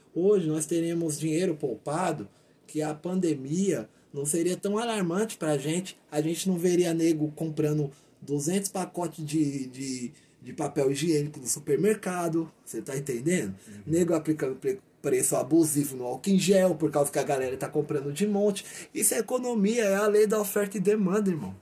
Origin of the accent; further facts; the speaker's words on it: Brazil; sou brasileiro, eu amo meu país